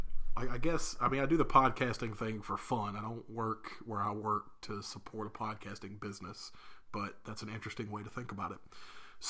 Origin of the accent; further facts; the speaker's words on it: Gulf South, United States; we grew up in the Gulf South